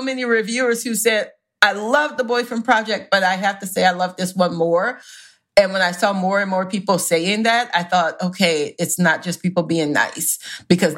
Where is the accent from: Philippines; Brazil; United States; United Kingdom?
United States; the South; I am from the South, where it is a religion